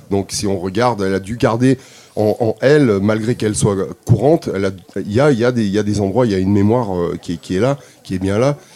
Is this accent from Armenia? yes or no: yes; Armenia; je viens vraiment je, viens d'Arménie et il y a une il y a une richesse musicale